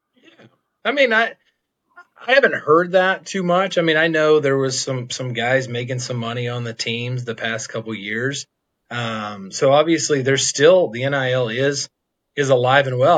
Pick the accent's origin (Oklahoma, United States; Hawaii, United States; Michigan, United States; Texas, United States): Oklahoma, United States; Stillwater; I grew up in Stillwater.